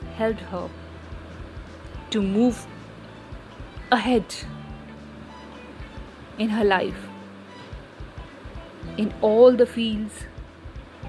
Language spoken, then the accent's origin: English; India; we as an Indian feeling proud